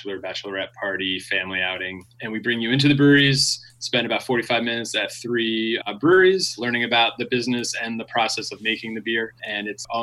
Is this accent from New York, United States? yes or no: yes; Long Island, New York, United States; also born or lived in Massachusetts; now in Portland, United States; I'm originally from New York, Long Island specifically.